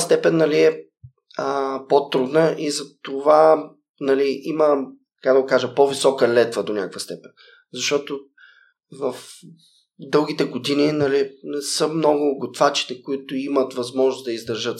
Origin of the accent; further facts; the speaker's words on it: Sliven, Sliven Province, Bulgaria; moved away as an adult; also born or lived in Japan / Philippines / Mexico / Netherlands; родния ми град в Сливен